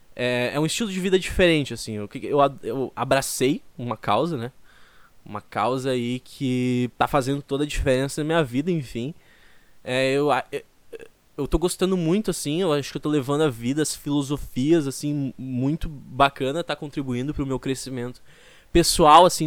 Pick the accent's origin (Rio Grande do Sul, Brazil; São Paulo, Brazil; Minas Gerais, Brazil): Rio Grande do Sul, Brazil; Porto Alegre; eu sou de Porto Alegre